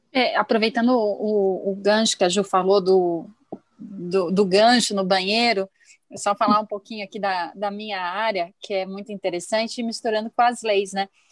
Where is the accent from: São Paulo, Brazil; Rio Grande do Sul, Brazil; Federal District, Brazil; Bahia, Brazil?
Rio Grande do Sul, Brazil; now in Curitiba, Brazil; eu nasci no Rio Grande do Sul, mas Curitiba